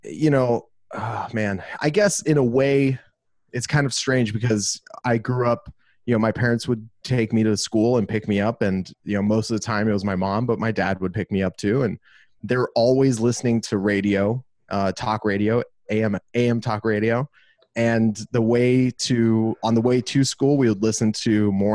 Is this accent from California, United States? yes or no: yes; Los Angeles, California, United States; moved away as an adult; also born or lived in Glendale, California; now in Austin, United States; I was born and raised in Los Angeles, California